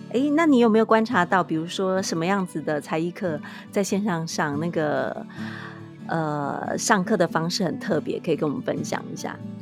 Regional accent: Taiwan; 我们台湾这边也是从五月份开始

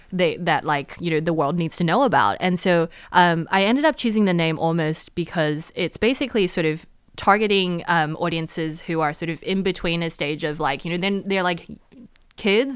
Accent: New Zealand; also born or lived in United States; now in Taiwan; I grew up in New Zealand

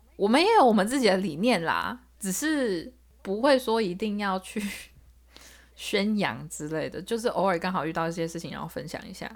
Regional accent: Zhonghe, New Taipei, Taiwan; now in United States; 我从小是在中和长大的

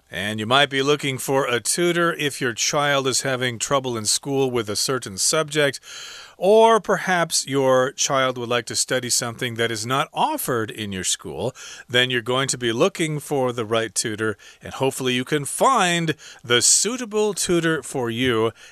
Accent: Montreal, Quebec, Canada; now in Taiwan; I'm from Montreal, Canada, and I just arrived in Taiwan. I'm a fluent speaker of both French and English

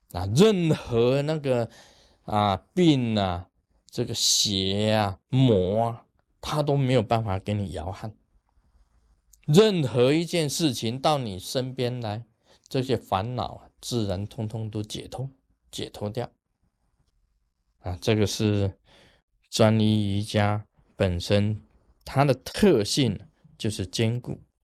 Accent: Taiwan; 我们台湾话讲下消啊，下消

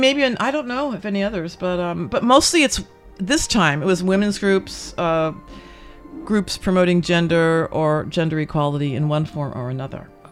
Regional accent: New Jersey, United States; now in Taiwan; we grew up in New Jersey

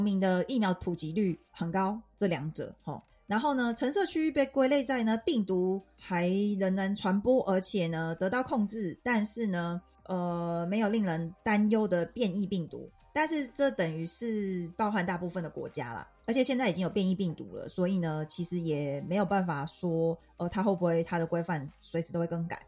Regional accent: Taiwan; now in France; 身为台湾人的我

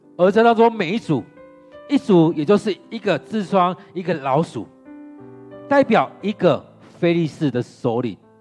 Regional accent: Taiwan; 我们的台湾人

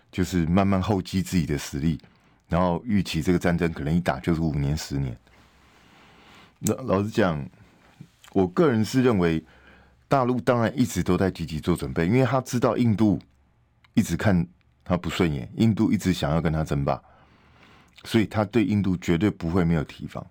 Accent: Taiwan; 我们台湾这边

